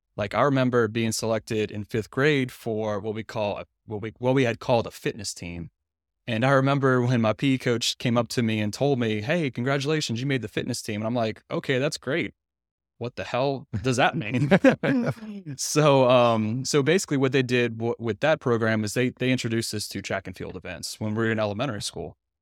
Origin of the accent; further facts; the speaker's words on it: Louisiana, United States; moved away as an adult; now in Tyler, United States; I'm from Louisiana too. I grew up there, um, for the first twenty-eight years of my life